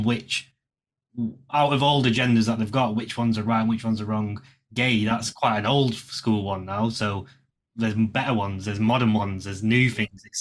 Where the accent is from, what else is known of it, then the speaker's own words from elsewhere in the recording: England, United Kingdom; technically I was born in England, but my heritage is Indian